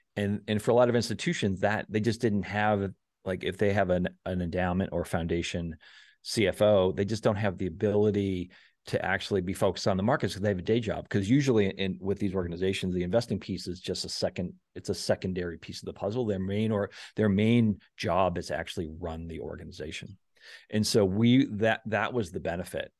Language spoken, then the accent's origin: English; South Shore, Massachusetts, United States; I grew up on the South Shore